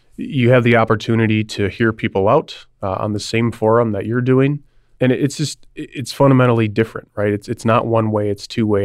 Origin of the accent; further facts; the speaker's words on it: Milwaukee, Wisconsin, United States; also born or lived in Chicago; move back home. I'm from the Milwaukee area.